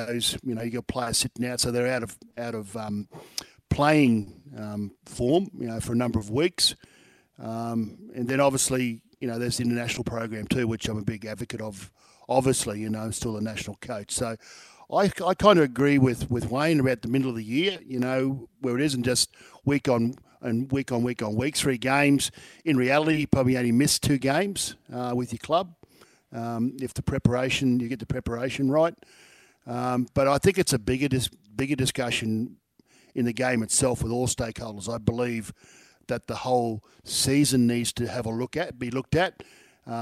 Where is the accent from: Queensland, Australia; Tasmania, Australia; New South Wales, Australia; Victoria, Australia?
Queensland, Australia; as a Queenslander